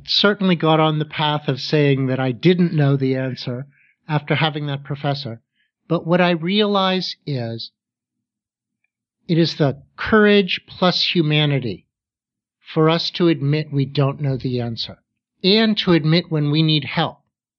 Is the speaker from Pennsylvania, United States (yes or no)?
yes; Pittsburgh, Pennsylvania, United States; Well, because I grew up in Pittsburgh, and because I had the opportunity to get my graduate degrees there, I certainly met a lot of great professors.